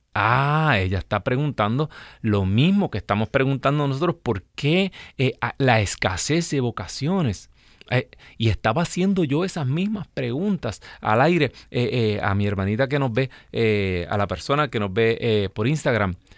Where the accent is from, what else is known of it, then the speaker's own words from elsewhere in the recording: Puerto Rico; Yo soy de un pueblo pequeño en Puerto Rico